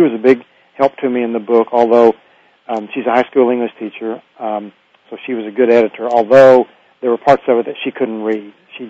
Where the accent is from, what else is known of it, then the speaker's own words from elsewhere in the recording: Hobart, Oklahoma, United States; my hometown of Hobart, Oklahoma